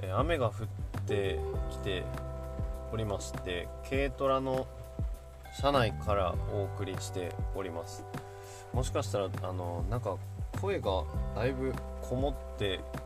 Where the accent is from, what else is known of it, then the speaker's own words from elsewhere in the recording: Yamagata, Japan; 僕の地元の JA 青年部農協青年部